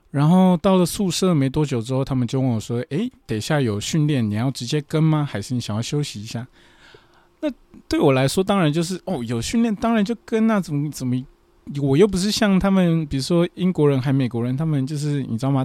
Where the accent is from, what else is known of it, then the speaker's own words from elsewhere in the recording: Taiwan; moved away as an adult; now in Fukuoka, Japan; 我是台湾人嘛，我一个台湾人